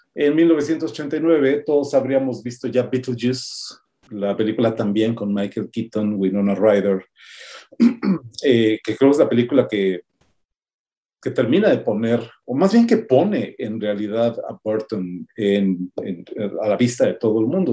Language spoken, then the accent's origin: Spanish; Mexico City, Mexico; Yo crecí en San Pedro de los Pinos, aquí en la Ciudad de México